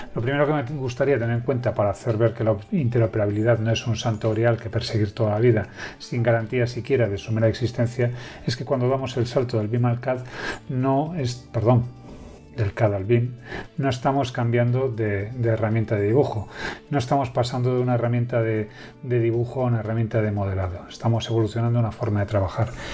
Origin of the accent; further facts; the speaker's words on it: Galicia, Spain; soy gallego, de Galicia, de España